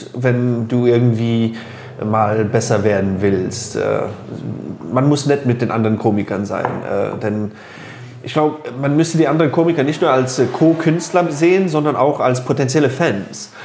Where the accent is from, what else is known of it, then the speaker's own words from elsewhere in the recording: Luxembourg; also born or lived in Phoenix, Arizona, United States; Ich bin in Phoenix, Arizona geboren und hier in Luxemburg bin ich aufgewachsen.